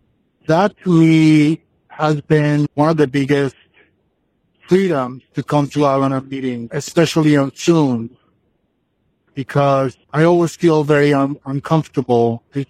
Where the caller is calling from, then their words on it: Los Angeles, California, United States; I'm calling you from California. I live in Los Angeles.